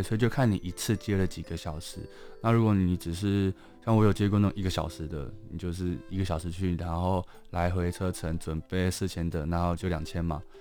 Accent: Taipei, Taiwan; 我虽然是台北长大的，但我在，我其实是高雄人

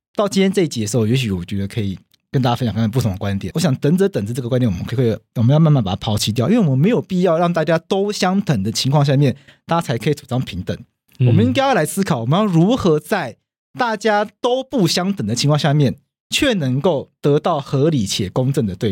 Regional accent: Taiwan; 因为我们台湾人从小到大学

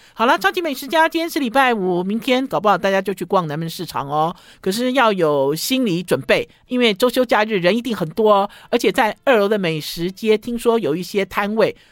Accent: Taipei, Taiwan; 我就是台北，我就是台湾生长的嘛，我在台北长大的

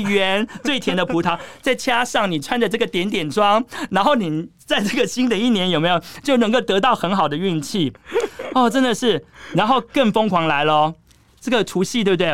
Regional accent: Taiwan

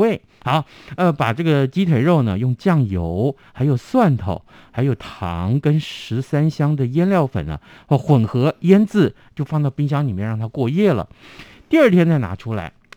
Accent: Tainan, Taiwan; first language Hokkien; Chinese is a second language; also born or lived in Taipei; 我们台南人了啊，呃，从小我都讲闽南语

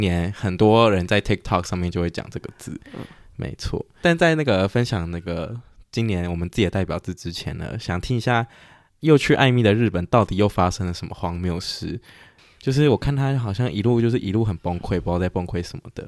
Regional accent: Taiwan; 在台湾出生

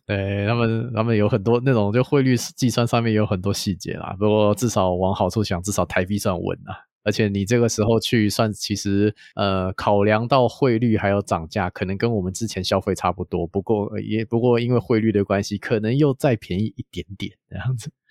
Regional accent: Taiwan; 我们台湾人喜欢去日本嘛

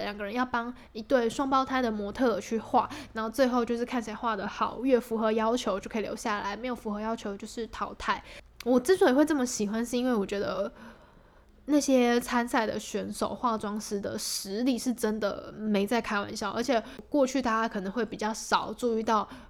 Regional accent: Taipei, Taiwan; 因为我是台北人嘛，然后我就住家里，所以就跟家人住

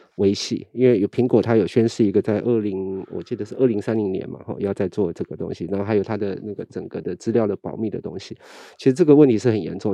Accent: Taiwan; 我们其实台湾人

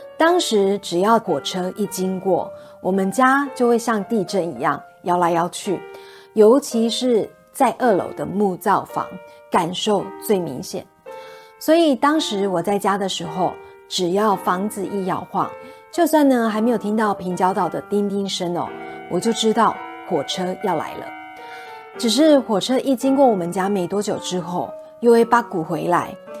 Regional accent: Kaohsiung, Taiwan; also born or lived in Taipei, Taiwan; 因为我出生在台北，后来长大一点，就因为搬家的缘故 ，我们搬到了高雄市盐城区居住

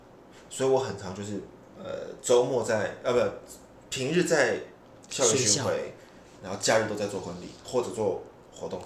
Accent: Taipei, Taiwan; 我是台北人。

